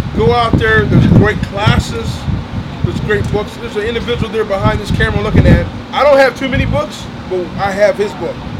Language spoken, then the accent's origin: English; Des Moines, Iowa, United States; I'm from Des Moines, Iowa